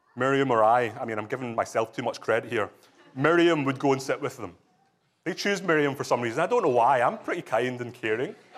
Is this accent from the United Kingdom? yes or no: yes; Scotland, United Kingdom; moved away; also born or lived in England; I can testify as a Scottish person, having lived in England and married to an English woman